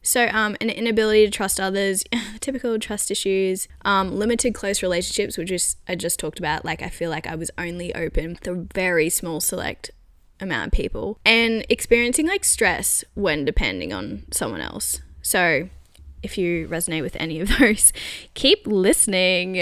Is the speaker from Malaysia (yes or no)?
no; Australia; now in London, United Kingdom; I'm Australian